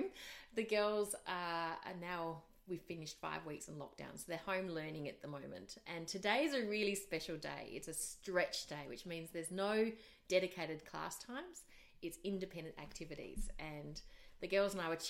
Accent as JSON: {"language": "English", "country": "Australia", "also_born_or_lived": "Asia", "moved": "as an adult", "said": "I'm Australian, I'm married to a Kiwi"}